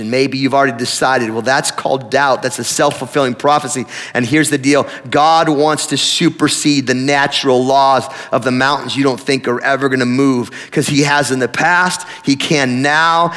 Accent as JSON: {"language": "English", "town": "Tillamook", "region": "Oregon", "country": "United States", "tie": "born or raised there", "said": "I grew up in Tillamook"}